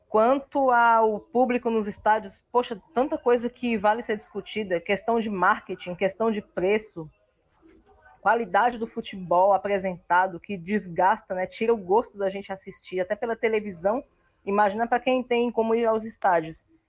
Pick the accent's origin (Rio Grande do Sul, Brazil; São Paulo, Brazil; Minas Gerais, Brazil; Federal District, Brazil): Federal District, Brazil; Brasília; Brasília, a cidade que eu amo, a cidade onde eu nasci, eu sou filha desse chão vermelho com muito orgulho